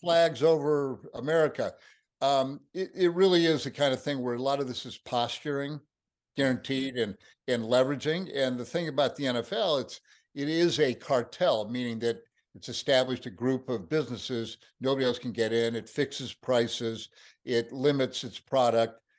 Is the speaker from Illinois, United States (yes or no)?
yes; Peoria, Illinois, United States; moved away; I'm from Peoria.